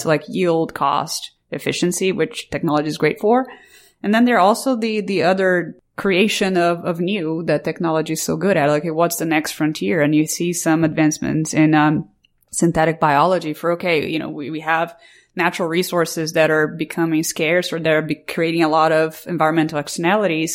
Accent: Brazil; moved away; I, I grew up in Brazil

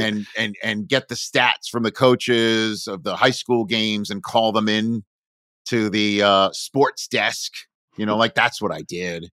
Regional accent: New York area, United States; born or raised there; moved away as an adult; also born or lived in Michigan / Chicago

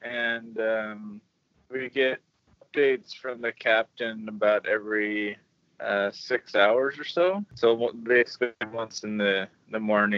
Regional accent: Oregon, United States; 42, and I'm from Oregon, USA.

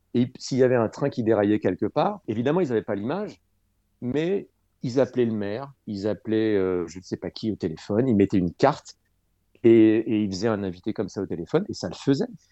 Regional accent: Dreux, Centre-Val de Loire, France; l'Écho Républicain à Dreux, où j'ai grandi en Eure-et-Loire

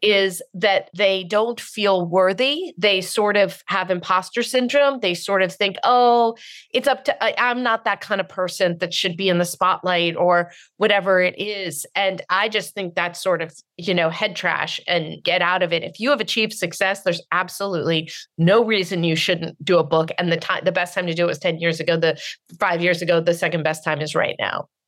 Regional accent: Marin County, California, United States; I'm from Marin County. I was raised by total snobs

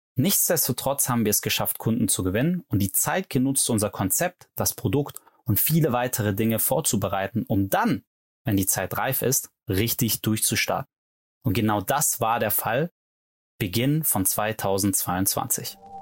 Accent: Stuttgart, Baden-Württemberg, Germany; Gegründet habe ich Lemon mit meiner Mitgründerin Anna Lörzer in Stuttgart, wo ich auch herkomme

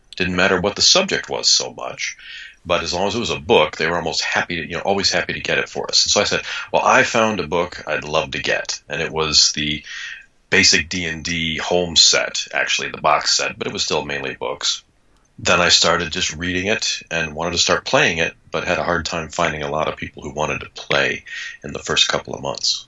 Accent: Kalamazoo, Michigan, United States; also born or lived in Ann Arbor, Michigan; I grew up in Michigan and originally in the wonderfully named Kalamazoo, Michigan

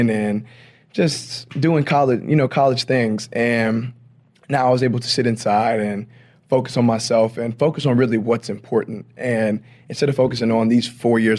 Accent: Louisiana, United States; I'm from Louisiana, so you know we have parades and everything down there

